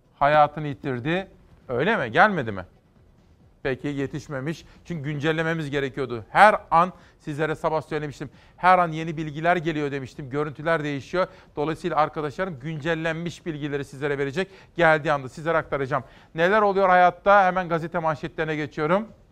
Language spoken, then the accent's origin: Turkish; Turkey; moved away; benim memleketime bakalım. Benim memleketimde de Zafer Havalimanı yapıldı.